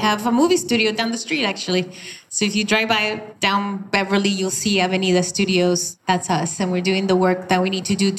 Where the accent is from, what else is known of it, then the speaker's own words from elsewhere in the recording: Venezuela; moved away as an adult; also born or lived in Denver, Colorado; now in United States; I was born in the U.S., but I grew up in Venezuela